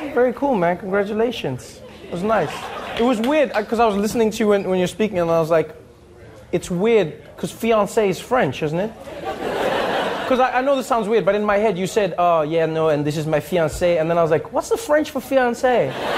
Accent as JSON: {"language": "English", "country": "South Africa", "tie": "born or raised there", "moved": "yes", "said": "growing up in South Africa"}